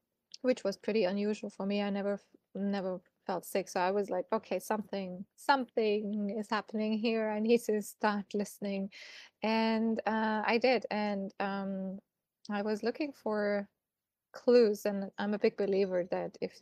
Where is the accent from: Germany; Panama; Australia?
Germany; moved away as an adult; also born or lived in Munich; I'm originally from Germany and I used to work as a PR and marketing consultant in an agency back in Munich